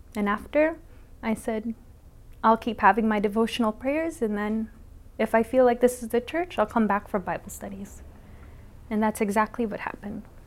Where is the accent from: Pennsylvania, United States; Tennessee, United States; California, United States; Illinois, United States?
California, United States; San Diego; now in Waipahu, United States; I'm from Waipahu, Hawaii, but I'm originally from San Diego, California